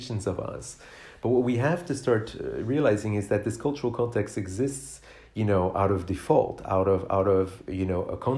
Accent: Canada; I grew up in Canada, a country where we have, you know, we're the second most spacious country in the world after Russia

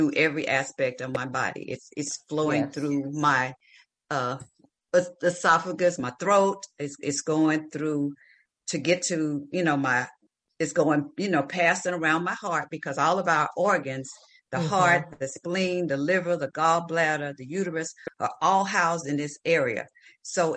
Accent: the South, United States; I grew up, I'm from the South in the country

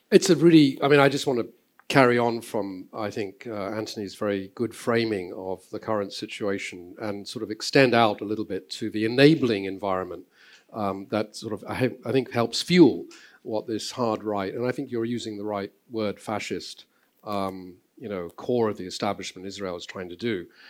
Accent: England, United Kingdom; moved away as an adult; also born or lived in Southeast Asia; I grew up in England

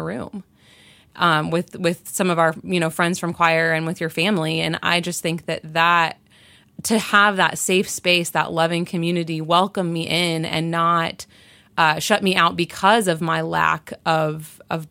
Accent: rural Nebraska, United States; moved away as an adult; I'm a blonde-haired, blue-eyed farmer's daughter from rural Nebraska. That literally is my background. And I went to college in my hometown

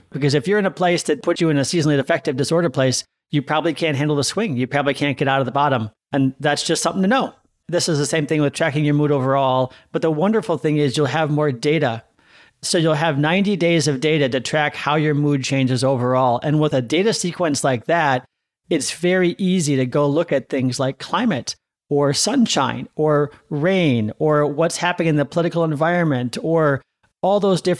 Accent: Seattle, Washington, United States; Or I'm always happier on rainier days because I'm from Seattle, right?

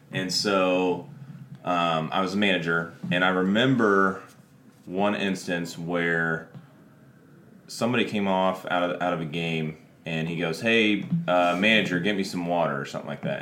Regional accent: Springfield, Illinois, United States; I still actually currently live in Springfield

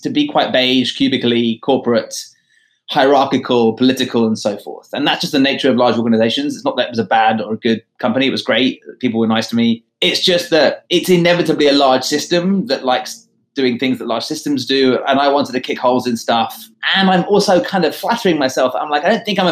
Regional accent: London, United Kingdom; moved away as an adult; also born or lived in Sydney / New York; Growing up in London at a boys' school

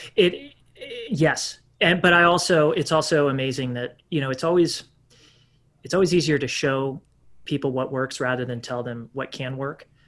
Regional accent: Texas, United States; as a Texan

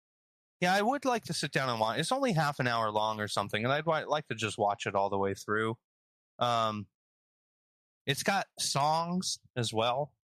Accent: West Coast, United States; Matt and I grew up on the West Coast, so we were closer to Disneyland

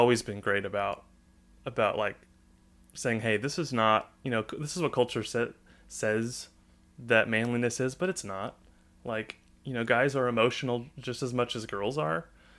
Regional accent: Northwest Arkansas, United States; I'm not from Texas. I'm from Arkansas. So born and raised in Northwest Arkansas. Silent Springs, where me and Connor went to high school.

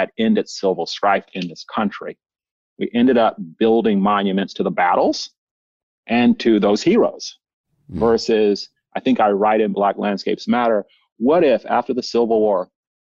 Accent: the South, United States; moved away; also born or lived in the West; I used to hate being from the South until I came West

